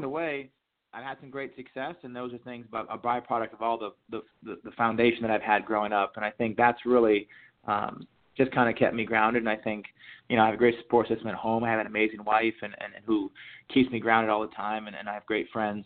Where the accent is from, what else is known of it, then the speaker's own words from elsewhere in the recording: Jay, Maine, United States; moved away as an adult; growing up in Maine